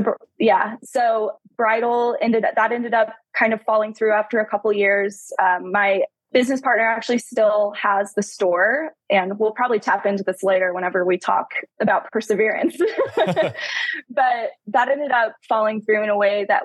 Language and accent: English; Tulsa, Oklahoma, United States; born and raised in Tulsa, I've lived here my whole life, still living here